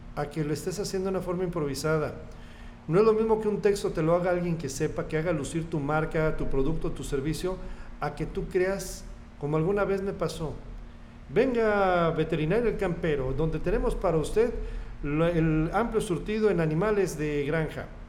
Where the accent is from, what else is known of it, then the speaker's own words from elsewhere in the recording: Tlalnepantla, State of Mexico, Mexico; moved away as an adult; also born or lived in Cuernavaca / Coatzacoalcos / Querétaro; now in Tepic, Mexico; Llegamos a vivir al Estado de México, un lugar que se llama eh, valle Dorado, en la parte alta, en los balcones del valle, en lo más de Valle Dorado, municipio de Tlalnepantla, en el Estado de México. Y pues ahí estudié primaria, eh, secundaria